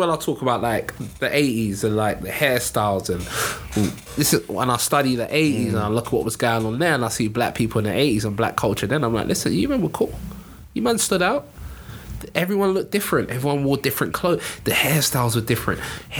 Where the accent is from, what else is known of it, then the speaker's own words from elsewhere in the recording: Nigeria; And as a Nigerian, we would say these guys don't have culture.